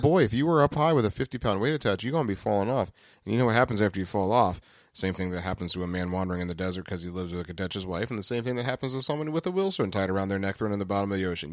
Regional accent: the South, United States; down here in the South

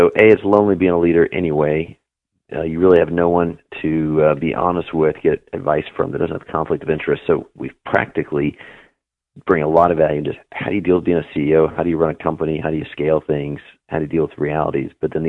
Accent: Juneau, Alaska, United States; also born or lived in Anchorage; Juneau and Anchorage mostly.

